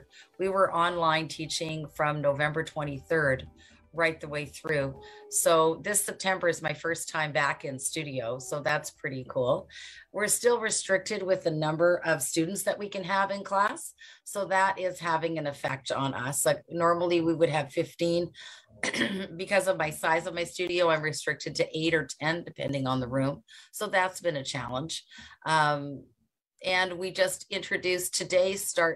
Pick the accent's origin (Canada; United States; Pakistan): Canada; Mississauga, Ontario; I'm from Mississauga, Ontario. That's in Canada.